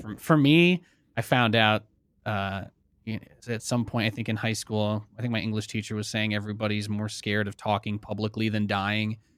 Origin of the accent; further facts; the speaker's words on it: Pennsylvania, United States; moved away as an adult; also born or lived in New York City / California; now in Nevada, United States; I've lived away from where I grew up in Pennsylvania